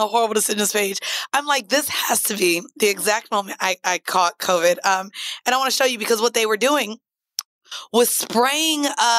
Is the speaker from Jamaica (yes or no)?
yes; Jamaica; The food to me, I like food better in Jamaica, but I'm Jamaican.